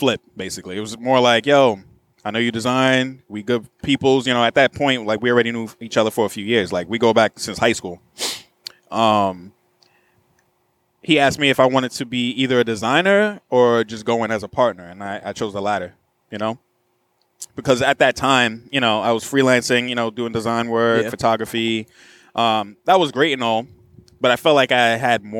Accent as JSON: {"language": "English", "region": "New York", "country": "United States", "said": "I'm from New York"}